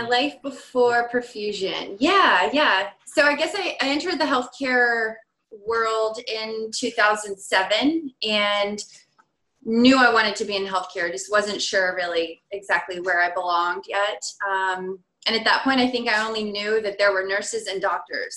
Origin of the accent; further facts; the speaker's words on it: Virginia, United States; moved away as an adult; also born or lived in Michigan; now in California, United States; I'm originally from Virginia